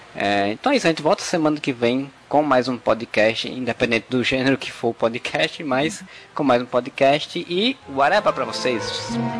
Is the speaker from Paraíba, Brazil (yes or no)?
yes; Paraíba, Brazil